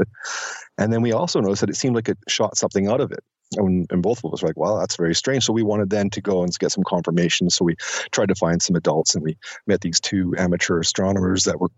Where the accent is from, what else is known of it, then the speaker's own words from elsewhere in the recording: Penticton, British Columbia, Canada; right now I'm in Penticton, and at the time I was also living in Penticton. I was 14